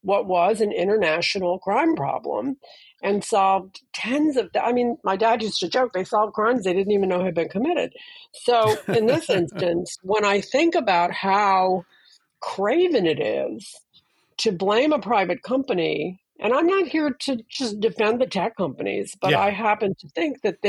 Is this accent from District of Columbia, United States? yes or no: yes; Washington, District of Columbia, United States; growing up in Washington